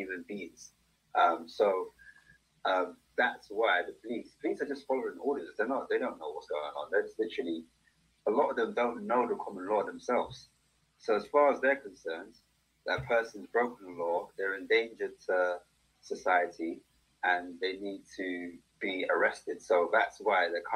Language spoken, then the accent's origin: English; London, United Kingdom; I'm from the UK. I'm from London.